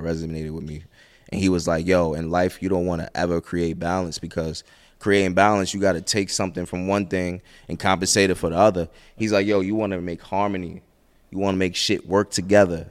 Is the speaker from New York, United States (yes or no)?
yes; New York City, New York, United States; I'm from Brooklyn